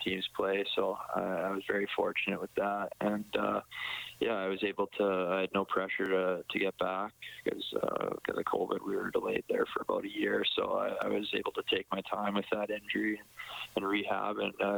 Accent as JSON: {"language": "English", "town": "Edmonton", "region": "Alberta", "country": "Canada", "tie": "born or raised there", "said": "my hometown"}